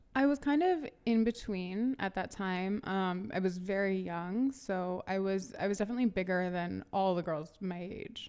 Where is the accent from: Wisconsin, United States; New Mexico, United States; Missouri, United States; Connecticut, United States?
Missouri, United States; St. Louis; also born or lived in Atlanta, Georgia / New York; we moved to Saint Louis, um, right before I started fifth grade. And I lived in Saint Louis through high school